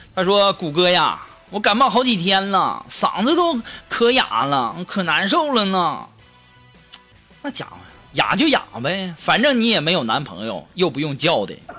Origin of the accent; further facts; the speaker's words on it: China; 我们中国人